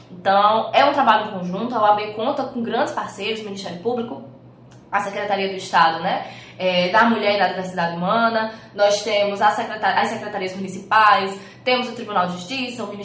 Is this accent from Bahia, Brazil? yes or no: no; Paraíba, Brazil; tenho 25 anos, sou morena, cabelos pretos, estou com uma blusa verde, né? Tenho 1,65 de altura e sou paraibana, como você bem descreveu